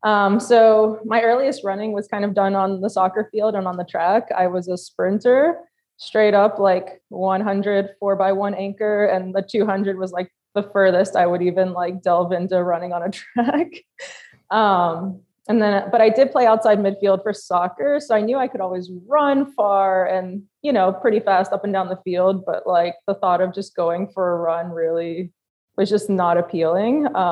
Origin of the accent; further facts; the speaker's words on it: Poland; now in United States; I actually flew to my home country of Poland to celebrate